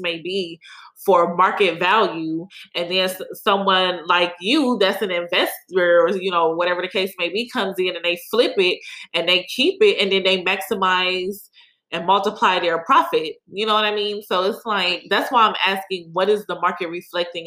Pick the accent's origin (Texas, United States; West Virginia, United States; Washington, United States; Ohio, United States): Ohio, United States; Cleveland; now in Houston, United States; growing up in Cleveland